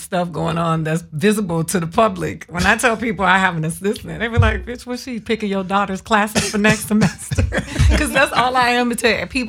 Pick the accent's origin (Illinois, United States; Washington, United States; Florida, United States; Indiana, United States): Florida, United States; Miami; I'm from Miami.